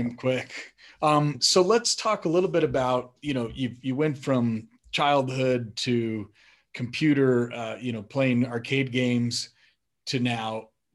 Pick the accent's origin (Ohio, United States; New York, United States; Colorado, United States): Colorado, United States; also born or lived in Madison, Wisconsin; I was born in Madison, but we moved to Colorado when I was about five or six